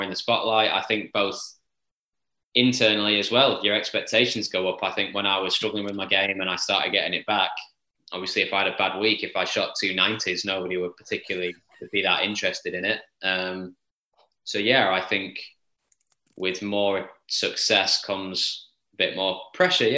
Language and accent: English; Formby, North West England, United Kingdom; I grew up on Formby Hall, but I'm from that town